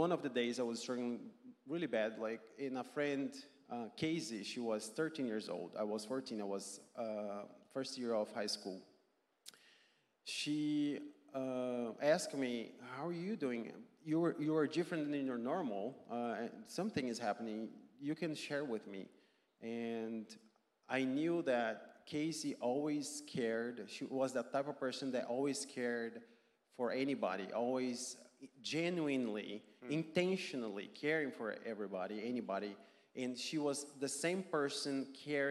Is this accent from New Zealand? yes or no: no; Brazil; English is a second language; moved away as an adult; also born or lived in Athens, Georgia; I grew up in Brazil